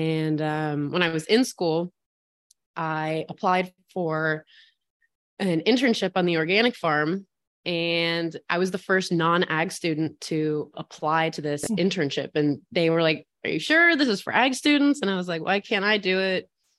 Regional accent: West Virginia, United States; So I grew up in West Virginia, so dead center of the state in Appalachia.

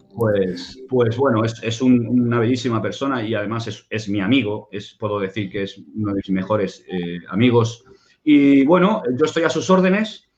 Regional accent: Barcelona, Catalonia, Spain; yo vivía en Barcelona, soy, nací en Barcelona

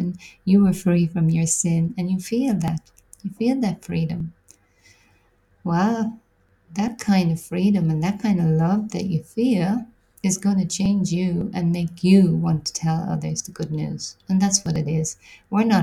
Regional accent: Ireland; also born or lived in London, United Kingdom / Australia; I'm from Ireland. I went to the UK soon after school

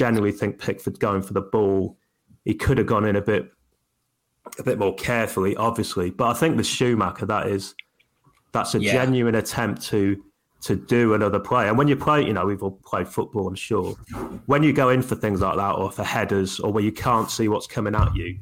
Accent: United Kingdom; being British

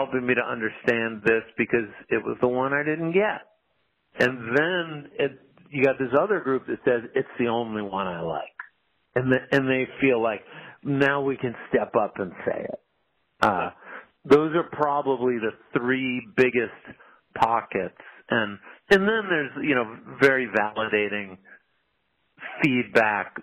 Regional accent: New Hampshire, United States; I grew up in New Hampshire

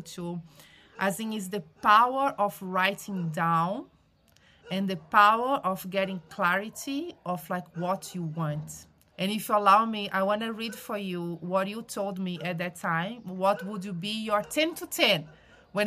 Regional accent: Brazil; moved away; I am originally from Brazil

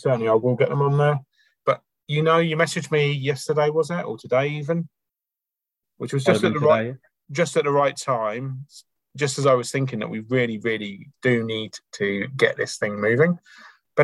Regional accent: United Kingdom; now in Auckland, New Zealand; being British

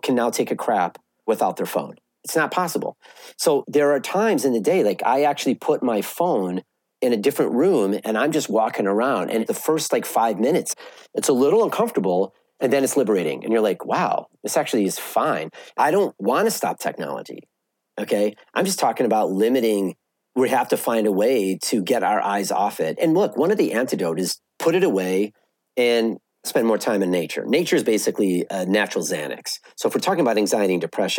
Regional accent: Evanston, Illinois, United States; I grew up in Evanston.

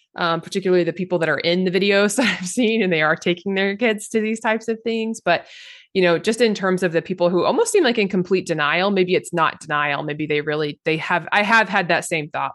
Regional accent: Oklahoma, United States; I grew up in Oklahoma

